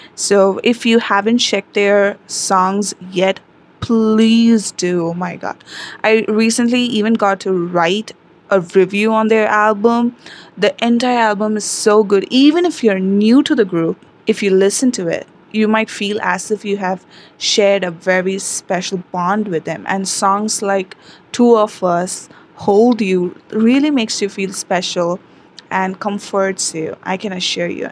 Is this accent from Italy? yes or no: no; India; I am from India